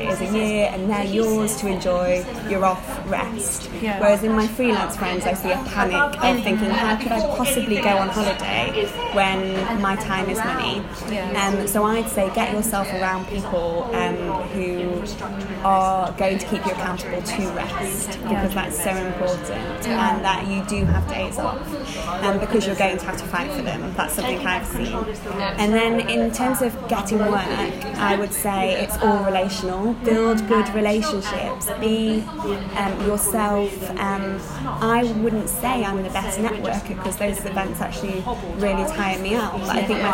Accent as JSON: {"language": "English", "town": "Chesterfield", "region": "East Midlands", "country": "United Kingdom", "accent": "northern", "moved": "yes", "lives_now": "London, United Kingdom", "said": "I'm from the north of England. I would have actually said the Midlands before I moved to London, because it is technically, it's a place called Chesterfield in Derbyshire"}